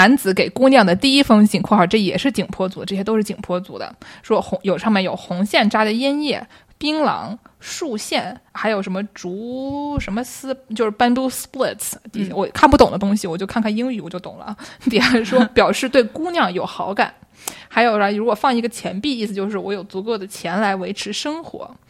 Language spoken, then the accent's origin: Chinese; Nujiang, Yunnan, China; 我是我是云南的，